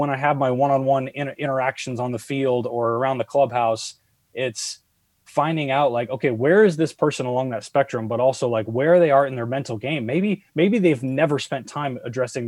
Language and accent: English; San Diego, California, United States; Growing up in San Diego, I grew up with a lot of kids who spoke Spanish.